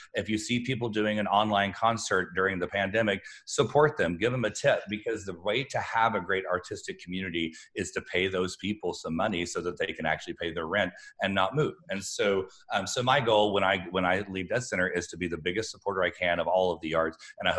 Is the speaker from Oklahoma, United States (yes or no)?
yes; Alva, Oklahoma, United States; from Alva, where I grew up